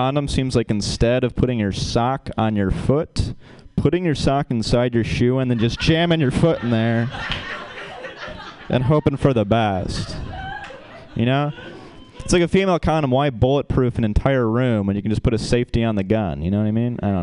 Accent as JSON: {"language": "English", "region": "Michigan", "country": "United States", "moved": "as an adult", "lives_now": "California, United States", "said": "I'm from Michigan, and we have a part of Michigan called up north"}